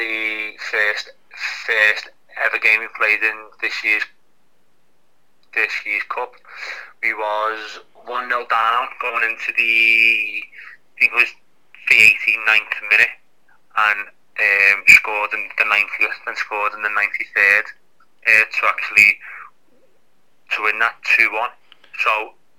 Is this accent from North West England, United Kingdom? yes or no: yes; Liverpool, North West England, United Kingdom; I'm from Liverpool